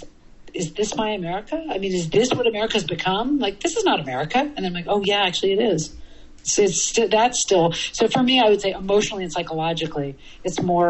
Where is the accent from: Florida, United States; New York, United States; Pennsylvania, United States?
New York, United States; New York City; I'm from New York City